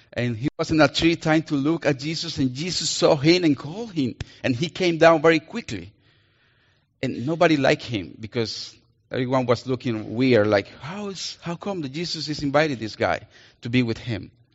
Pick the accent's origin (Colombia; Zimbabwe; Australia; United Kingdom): Colombia; accent: Colombian; English is a second language; now in Minnesota, United States; I'm gonna use my Colombian accent. because I'm Colombian